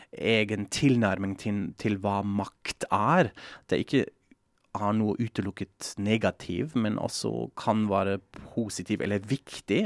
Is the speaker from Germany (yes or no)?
yes; Frankfurt am Main, Hesse, Germany; moved away; Jeg er jo fra Frankfurt am Main